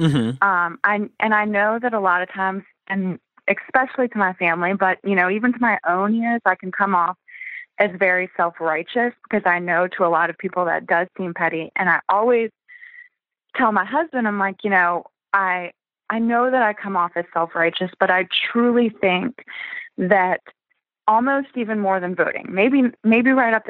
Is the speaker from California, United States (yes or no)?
no; Virginia, United States; We grew up in Virginia, in a small town